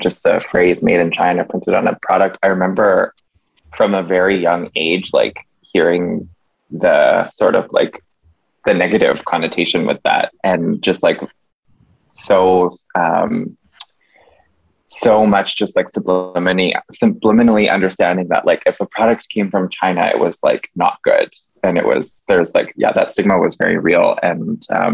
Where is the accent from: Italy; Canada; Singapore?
Canada; I was born in Canada